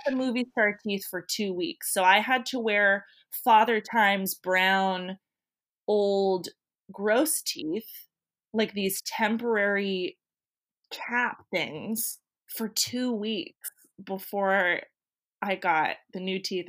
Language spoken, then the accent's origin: English; Santa Rosa, California, United States; Santa Rosa is my hometown